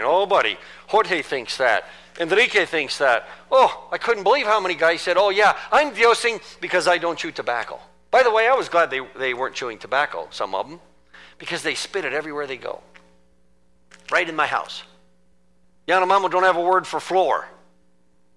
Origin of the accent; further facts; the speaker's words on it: United States; moved away; being an American and from American Christendom